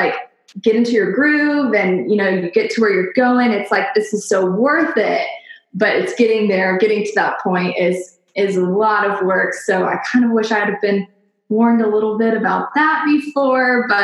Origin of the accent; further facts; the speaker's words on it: Nashville, Tennessee, United States; I am from Nashville, Tennessee, born and raised